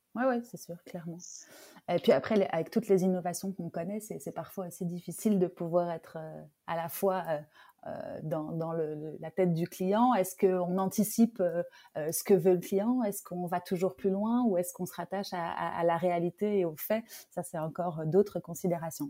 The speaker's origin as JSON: {"language": "French", "country": "France", "said": "je suis française"}